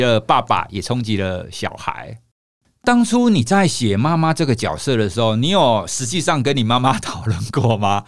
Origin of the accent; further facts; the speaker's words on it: Taiwan; 我是在台湾土生土长的一个孩子